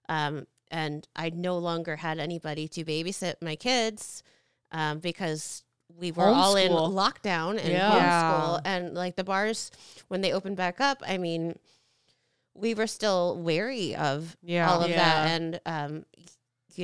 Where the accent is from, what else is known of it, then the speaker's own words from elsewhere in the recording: Naperville, Illinois, United States; I grew up in Naperville